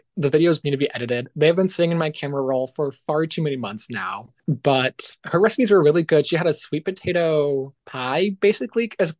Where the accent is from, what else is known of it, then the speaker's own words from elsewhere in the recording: Midwest, United States; I grew up in the Midwest